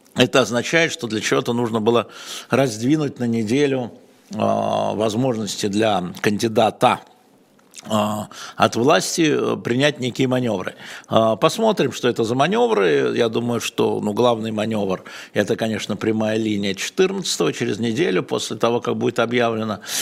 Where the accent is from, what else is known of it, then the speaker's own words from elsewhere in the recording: Russia; я россиянин